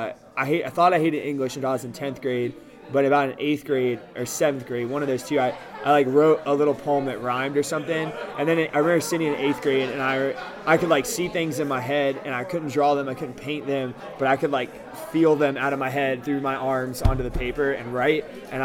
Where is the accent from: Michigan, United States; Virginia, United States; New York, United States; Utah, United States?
Virginia, United States; Ashburn; I'm from Ashburn, Virginia. I lived there since I was in sixth grade. It's like as suburbs gets in America.